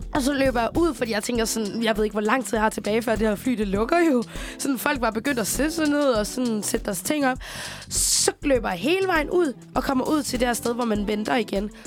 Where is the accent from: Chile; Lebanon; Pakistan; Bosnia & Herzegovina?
Chile; now in Denmark; jeg kommer jo fra Chile, og vi en gang imellem, så skal vi besøge min familie i Chile